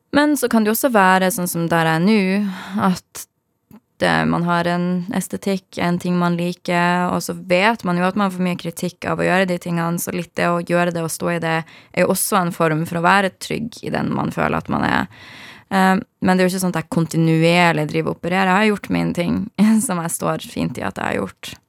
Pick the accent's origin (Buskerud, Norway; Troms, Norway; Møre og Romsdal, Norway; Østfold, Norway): Troms, Norway; Harstad; moved away; Jeg er fra Harstad i Nord-Norge